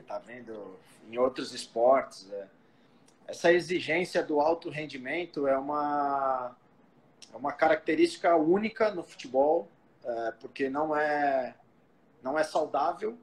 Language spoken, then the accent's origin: Portuguese; São Paulo, Brazil; eu sou natural de São Paulo, aqui da Zona Leste, é, do Tatuapé